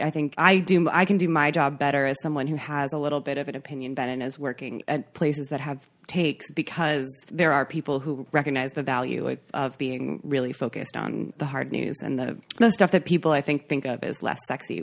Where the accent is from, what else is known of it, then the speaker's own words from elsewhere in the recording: McFarland, Wisconsin, United States; moved away as an adult; grew up in McFarland, Wisconsin